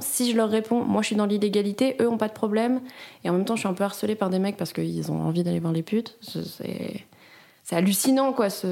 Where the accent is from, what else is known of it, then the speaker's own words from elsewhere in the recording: France; now in Switzerland; en tant que Française